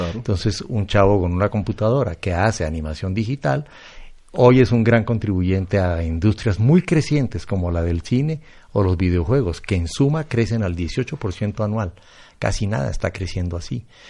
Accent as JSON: {"language": "Spanish", "country": "Colombia", "said": "yo soy colombiano"}